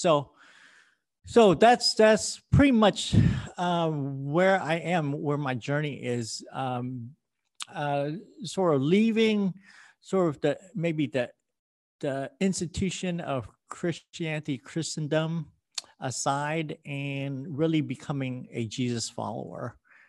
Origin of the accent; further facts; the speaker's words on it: Houston, Texas, United States; also born or lived in Vietnam; But I immigrated here with my family in 1974, just right before Saigon fell, from Vietnam. And I grew up in Texas, here in Houston